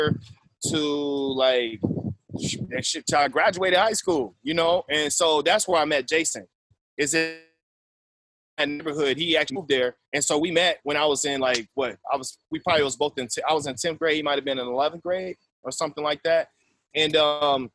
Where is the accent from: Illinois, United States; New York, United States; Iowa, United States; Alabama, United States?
Iowa, United States; Waterloo; I'm originally from Waterloo, Iowa, born and raised